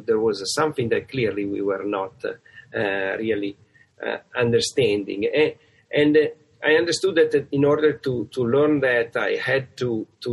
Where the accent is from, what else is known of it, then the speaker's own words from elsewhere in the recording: Italy; accent: Italian; moved away as an adult; now in United States; I have a kind of great accent, which is from Italy. And so I come from Italy